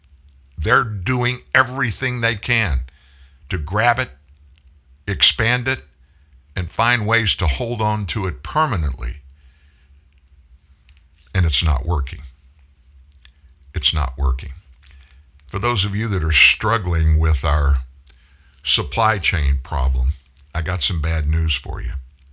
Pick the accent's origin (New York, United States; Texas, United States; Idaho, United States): New York, United States; New York City; I'm from the Bronx.